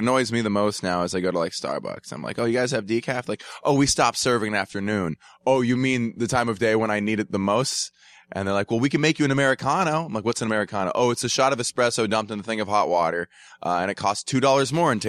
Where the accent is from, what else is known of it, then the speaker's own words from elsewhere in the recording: Atlanta, Georgia, United States; I grew up in Atlanta, math kid in high school, swam, wasn't that great at it.